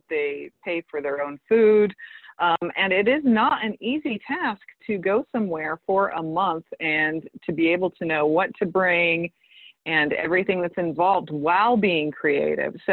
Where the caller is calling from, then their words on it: Hawaii, United States; I'm calling in from Hawaii.